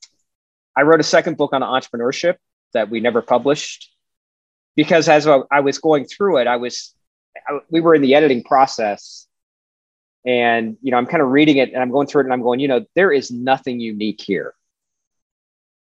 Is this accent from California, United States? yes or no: no; Dayton, Ohio, United States; also born or lived in Scottsville, Kentucky / Lexington, Kentucky; I'm Dayton native, born and raised